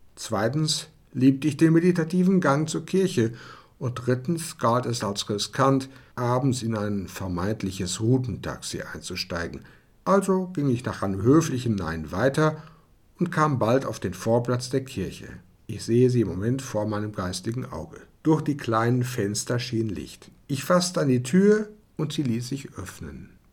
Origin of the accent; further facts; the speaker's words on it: Germany; moved away as an adult; also born or lived in Odessa, Ukraine; ich als Deutscher